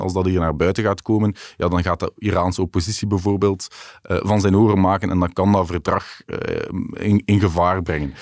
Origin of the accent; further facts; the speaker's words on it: Belgium; wij als Belgen